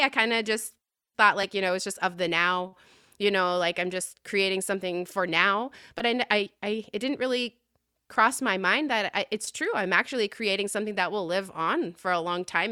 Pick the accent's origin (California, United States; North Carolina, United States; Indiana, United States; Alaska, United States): Alaska, United States; Utqiagvik; I was born and raised in Oud Kervig, um, formerly known as Barrow.